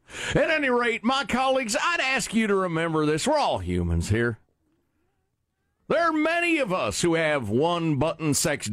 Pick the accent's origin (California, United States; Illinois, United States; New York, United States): Illinois, United States; Well, I'm from Southern Illinois, so I'll be speaking in a folksy voice.